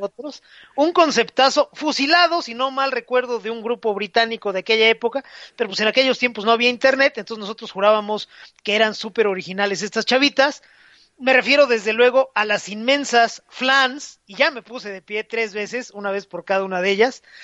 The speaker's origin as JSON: {"language": "Spanish", "country": "Mexico"}